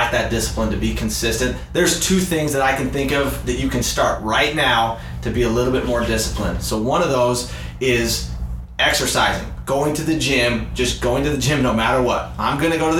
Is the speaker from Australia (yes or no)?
no; Utah, United States; now in Arizona, United States; I grew up in Utah